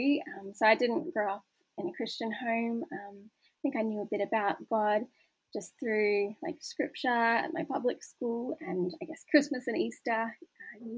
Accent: Newcastle, New South Wales, Australia; I grew up in Newcastle

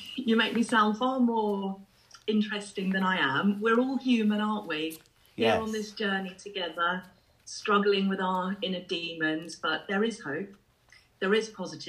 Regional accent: England, United Kingdom; accent: English; also born or lived in Ireland; now in Milton Keynes, United Kingdom; I was born in Ireland, and I came over to England when I was very young. I haven't got the accent anymore.

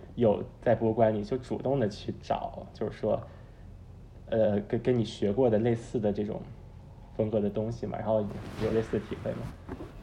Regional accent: Beijing, China; moved away as an adult; also born or lived in New York; 高中在国内念，念的在北京，然后大学是在美国东海岸的纽约大学

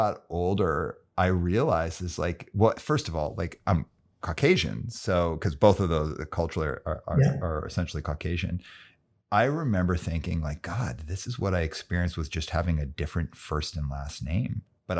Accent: Calgary, Alberta, Canada; And I grew up in Calgary, Alberta in the 70s and 80s.

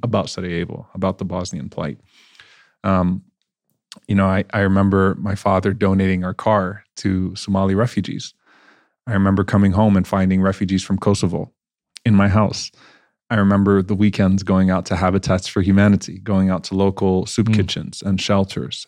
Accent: New Orleans, Louisiana, United States; also born or lived in Baton Rouge, Louisiana; now in Dallas, United States; So I was born and raised in New Orleans, Louisiana, um, where there weren't many Muslims

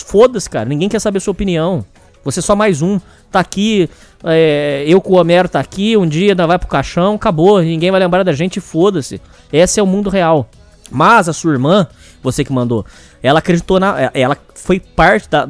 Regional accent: Brazil; Eu nunca saí do Brasil

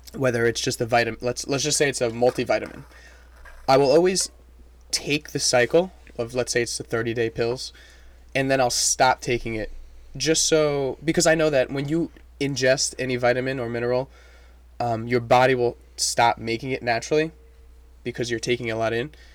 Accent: France; first language French; English is a second language; now in New York, United States; I grew up in, in France. Um, my first language is French

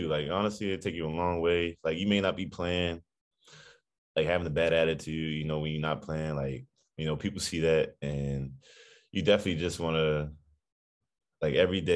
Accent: United States; moved away as an adult; now in Germany; United States.

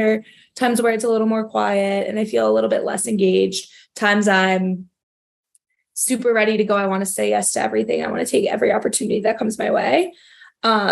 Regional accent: New York City, New York, United States; moved away as an adult; now in Chicago, United States; we're from New York, so the city, New York City, was what you kind of know and love

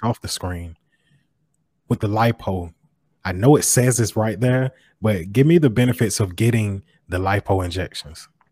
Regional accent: Macon, Georgia, United States; growing up in Macon, Georgia

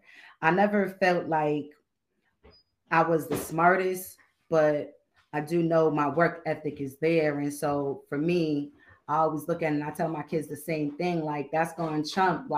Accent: Boston, Massachusetts, United States; also born or lived in Connecticut; But I'm from Boston. Grew up here most of my life. I lived some years in CT.

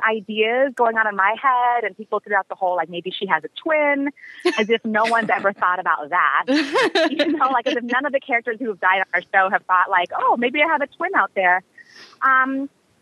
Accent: Seattle, Washington, United States; now in Los Angeles, United States; we both live in LA and we're both from Seattle

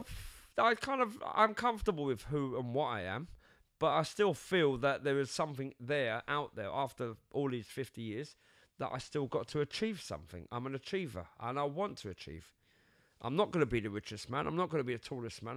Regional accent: London, United Kingdom; also born or lived in Cyprus; I was born in London

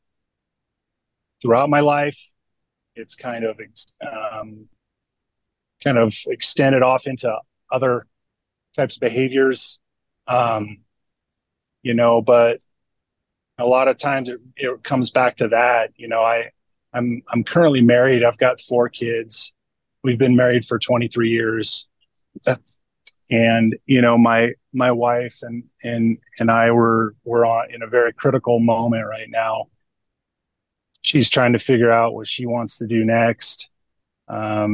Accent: California, United States; I grew up in California

